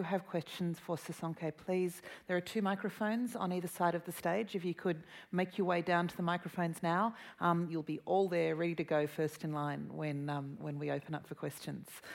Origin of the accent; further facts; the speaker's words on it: Australia; as an Australian